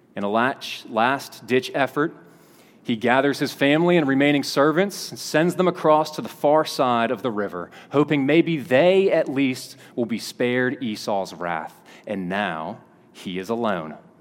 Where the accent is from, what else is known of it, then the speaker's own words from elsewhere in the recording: Kentucky, United States; moved away; I was a kid from Kentucky